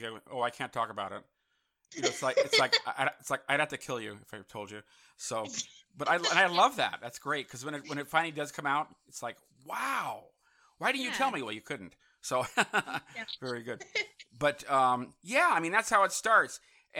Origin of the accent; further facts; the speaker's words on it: San Francisco, California, United States; moved away; I grew up in San Francisco, you know, 60s and 70s. I left because of the fog as well, too.